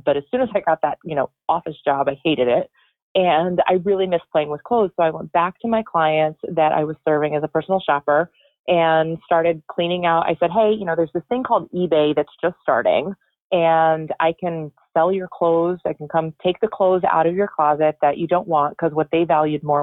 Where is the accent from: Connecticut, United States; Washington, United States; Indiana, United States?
Connecticut, United States; I am from Connecticut. I'm in Florida visiting my parents.